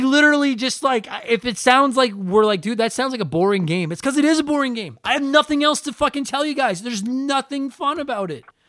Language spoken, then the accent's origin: English; Canada; I'm Canadian.